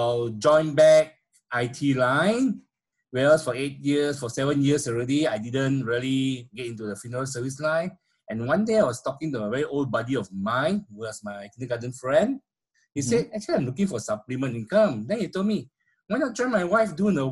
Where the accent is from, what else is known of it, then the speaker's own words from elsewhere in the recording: Petaling Jaya, Selangor, Malaysia; I grew up in a small Petaling Jaya, a town in Malaysia, where basically I spent almost all my life there in Petaling Jaya